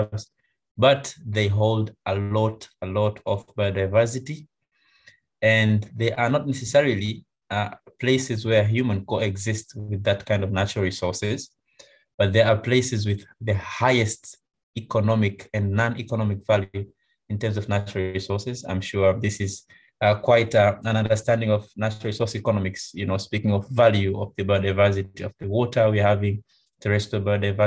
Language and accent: English; Tanzania; I'm from Tanzania